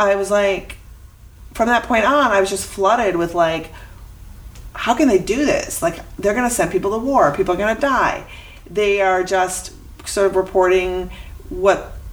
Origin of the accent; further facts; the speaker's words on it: Minnesota, United States; moved away; I'm from Minnesota